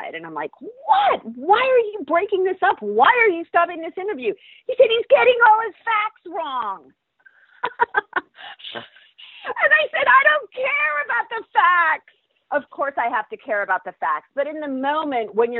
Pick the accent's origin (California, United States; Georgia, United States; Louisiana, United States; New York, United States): California, United States; Central Valley; moved away; I'm from the Central Valley